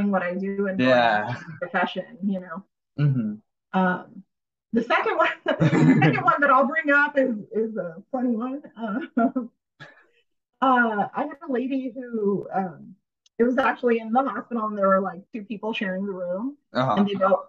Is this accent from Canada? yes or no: no; India; moved away; I'm from India